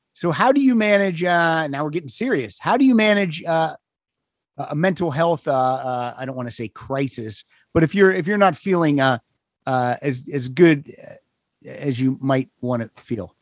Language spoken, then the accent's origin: English; Pennsylvania, United States; I grew up in Pennsylvania